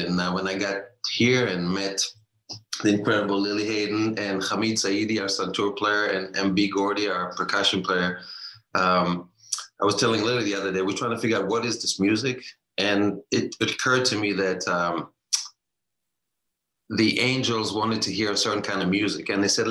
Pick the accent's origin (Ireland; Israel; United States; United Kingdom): Israel; moved away; I grew up in a musical family on a kibbutz in Israel